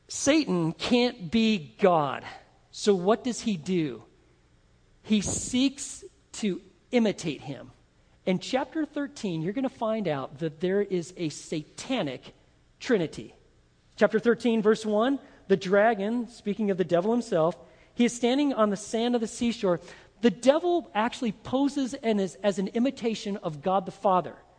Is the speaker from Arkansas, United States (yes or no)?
no; Texas, United States; I'm from Texas, and if I'm a Texas Christian believer